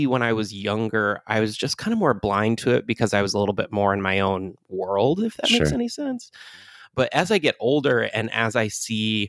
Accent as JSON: {"language": "English", "region": "Michigan", "country": "United States", "tie": "born or raised there", "said": "my home state of Michigan."}